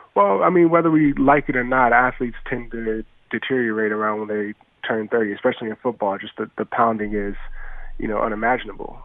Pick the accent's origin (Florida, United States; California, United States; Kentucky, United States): California, United States; Los Angeles; also born or lived in Beverly Hills; growing up in South Central, you know, you didn't know what you didn't have until you saw people that had it.